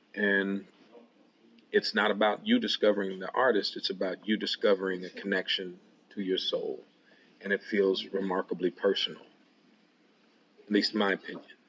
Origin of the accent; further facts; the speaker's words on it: Waterloo, Iowa, United States; my hometown of Waterloo, Iowa